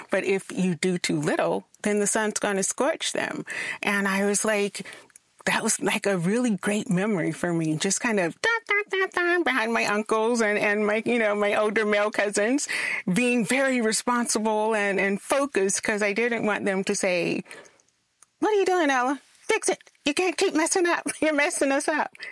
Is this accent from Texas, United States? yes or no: no; South Carolina, United States; I'm from South Carolina.